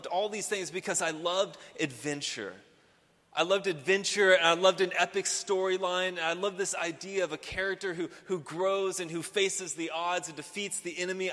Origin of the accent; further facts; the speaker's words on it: Houston, Texas, United States; I grew up here in Houston